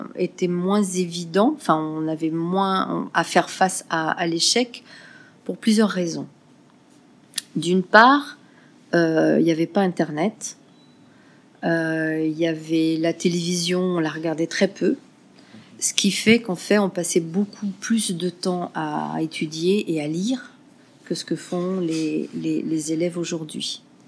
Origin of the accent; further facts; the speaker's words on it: France; moved away as an adult; also born or lived in Burkina Faso; now in Ouagadougou, Burkina Faso; je suis française et je vis au Burkina depuis 2000